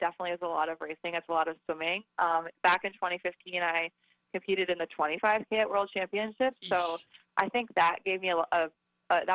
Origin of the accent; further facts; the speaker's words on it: New York, United States; moved away as an adult; also born or lived in California; now in North Carolina, United States; I grew up in New York